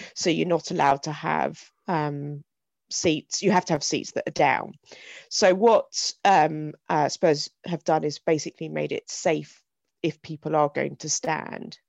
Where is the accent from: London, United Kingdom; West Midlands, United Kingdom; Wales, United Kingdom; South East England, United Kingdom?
South East England, United Kingdom; Hythe; I grew up in Hythe